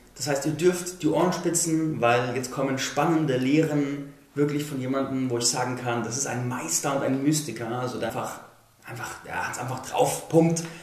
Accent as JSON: {"language": "German", "town": "Landsberg am Lech", "region": "Bavaria", "country": "Germany", "tie": "born or raised there", "moved": "yes", "said": "da war ich in Landsberg am Lech, meiner Heimatstadt ursprünglich"}